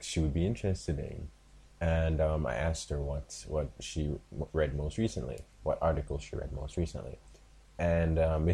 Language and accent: English; Jamaica; Like, I am a Jamaican. I live in Jamaica